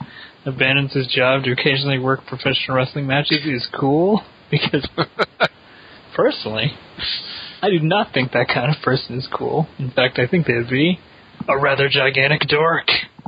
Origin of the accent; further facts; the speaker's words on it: Pittsburgh, Pennsylvania, United States; My hometown.